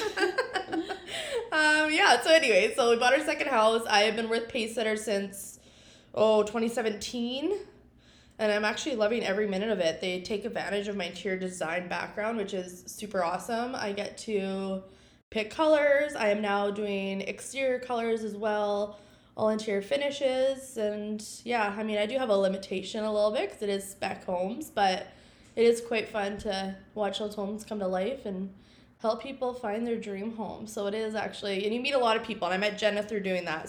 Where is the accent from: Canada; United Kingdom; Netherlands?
Canada; Regina, Saskatchewan; also born or lived in Vermilion, Alberta; born and raised in Regina